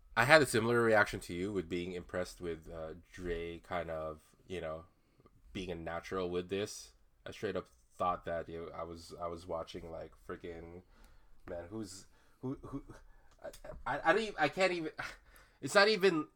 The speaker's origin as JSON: {"language": "English", "country": "Philippines", "said": "as a Filipino uh, Filipino dude"}